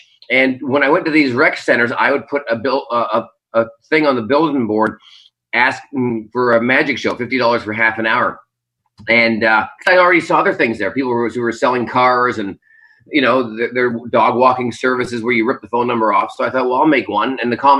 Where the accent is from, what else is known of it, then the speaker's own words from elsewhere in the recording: Burnaby, British Columbia, Canada; moved away as an adult; also born or lived in Florida; now in Las Vegas, United States; I was born at the Vancouver General Hospital, and, I was born and raised in Burnaby